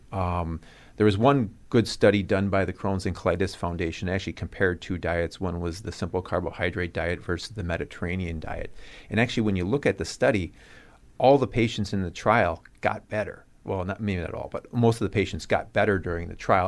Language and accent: English; Cudahy, Wisconsin, United States; also born or lived in Omaha, Nebraska / Arizona; I'm originally from Cudahy